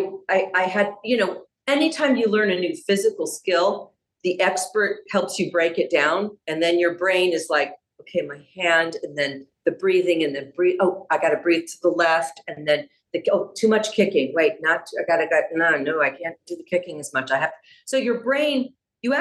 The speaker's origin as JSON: {"language": "English", "town": "San Diego", "region": "California", "country": "United States", "tie": "born or raised there", "said": "I grew up in San Diego."}